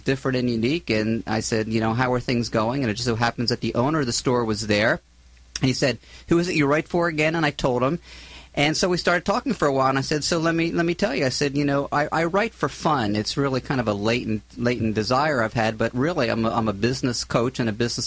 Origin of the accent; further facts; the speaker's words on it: Philadelphia, Pennsylvania, United States; moved away as an adult; also born or lived in Florida / San Luis Obispo; now in Southern California, United States; I'm originally from the East Coast, from Philadelphia area